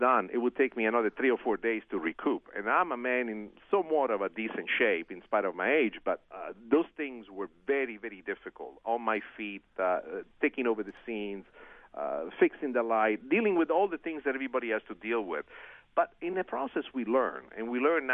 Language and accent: English; Italy; first language Italian; English is a second language; moved away; my original language, Italian